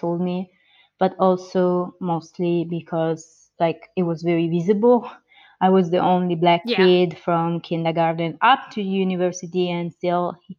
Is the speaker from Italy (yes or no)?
yes; near Turin, Piedmont, Italy; English is a second language; also born or lived in Georgia, United States; I'm an adoptee from the U.S. I was born in Georgia in the 1990 and adopted to an Italian family in Italy. So I grew up there in the northern side, west side, actually.